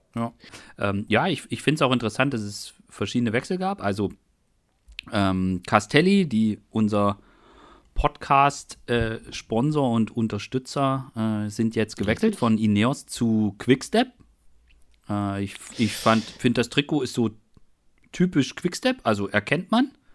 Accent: Germany; ich bin ja in der DDR aufgewachsen

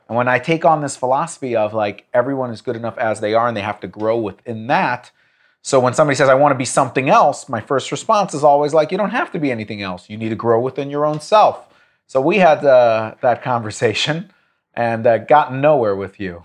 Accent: United States; an American Jew, I, I, or Jewish American

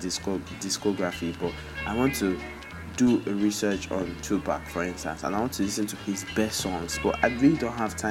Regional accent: Nigeria; As a Nigerian kid, we all know these shows

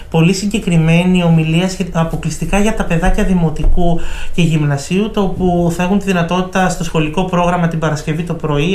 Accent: Ioannina, Epirus, Greece; Εμένα η καταγωγή μου είναι από τα Γιάννενα

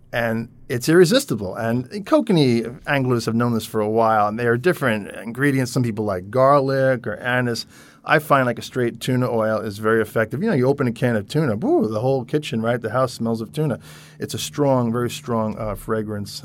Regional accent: Long Island, New York, United States; moved away; I grew up on Long Island, New York, near the water

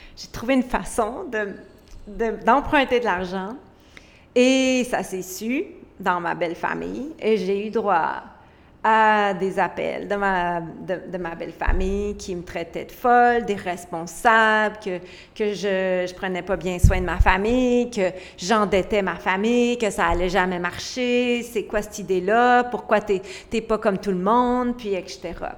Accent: Quebec, Canada; je viens du Québec, d'un petit village vraiment pauvre et vulnérable

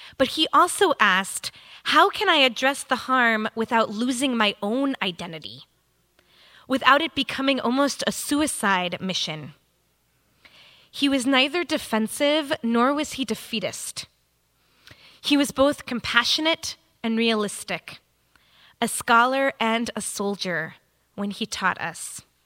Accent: United States; as an American Reformed female rabbi

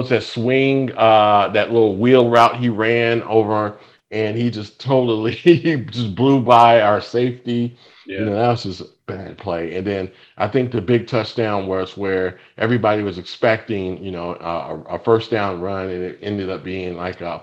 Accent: Atlanta, Georgia, United States; moved away; I'm from Atlanta

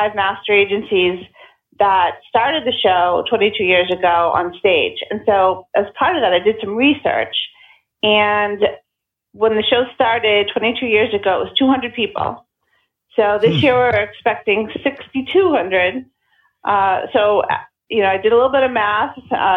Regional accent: just outside Boston, Massachusetts, United States; I grew up just outside the city. I went away for a while, but had to come back

